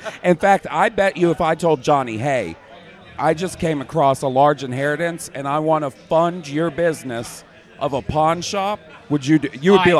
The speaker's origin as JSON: {"language": "English", "town": "Birmingham", "region": "Alabama", "country": "United States", "said": "I'm a Birmingham boy."}